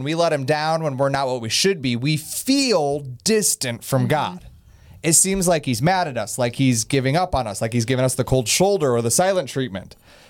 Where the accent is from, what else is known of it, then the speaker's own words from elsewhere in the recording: Ohio, United States; We're from Ohio.